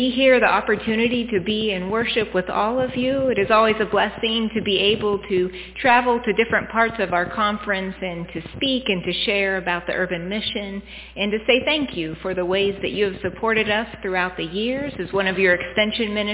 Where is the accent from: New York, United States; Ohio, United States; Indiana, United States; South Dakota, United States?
Ohio, United States; Cadiz; I grew up in Cadiz, so not too far from here